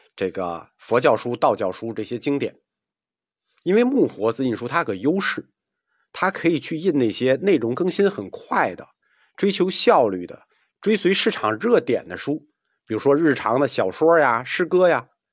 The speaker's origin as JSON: {"language": "Chinese", "country": "China", "said": "这是我们中国人带给世界文明一个无法估量和描述的贡献"}